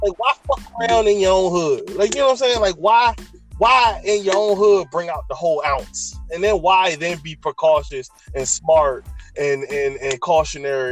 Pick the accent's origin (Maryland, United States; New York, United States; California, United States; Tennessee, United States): Maryland, United States; I grew up in Maryland